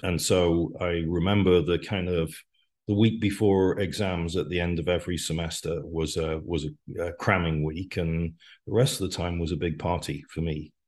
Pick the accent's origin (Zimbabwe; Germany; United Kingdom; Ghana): United Kingdom; Wales; moved away as an adult; also born or lived in Manchester / London; now in United States; I grew up in Wales